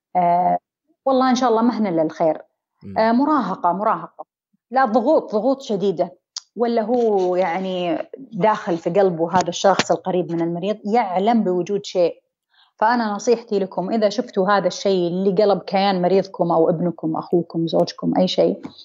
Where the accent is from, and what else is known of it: Saudi Arabia